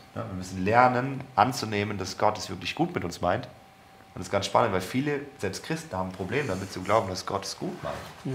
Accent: Germany; wir als Deutsche

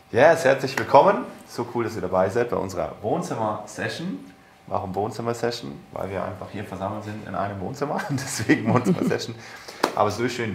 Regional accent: Germany; wir als Deutsche

